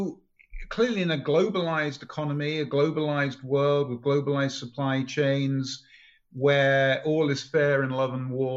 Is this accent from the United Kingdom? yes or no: yes; England, United Kingdom; moved away as an adult; now in United States; I'm from England